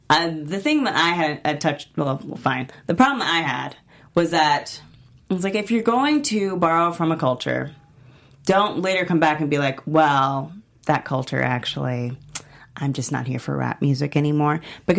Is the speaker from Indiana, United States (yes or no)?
no; Texas, United States; I am from Texas.